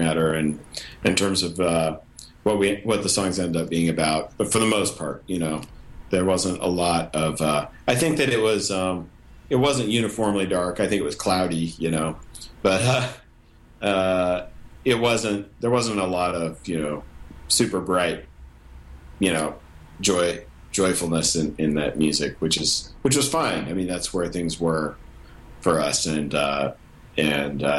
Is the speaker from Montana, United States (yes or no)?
yes; Montana, United States; we grew up in Montana, and the band started in Montana